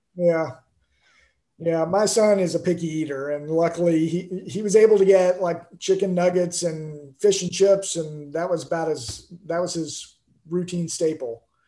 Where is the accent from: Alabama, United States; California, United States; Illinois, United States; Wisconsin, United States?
Alabama, United States; now in Houston, United States; I grew up in Alabama before I moved to Texas